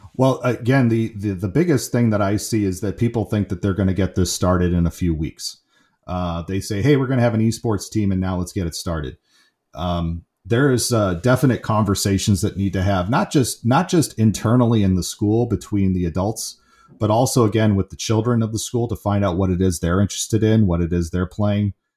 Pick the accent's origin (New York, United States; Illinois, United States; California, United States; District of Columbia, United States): California, United States; San Francisco; I grew up in the San Francisco area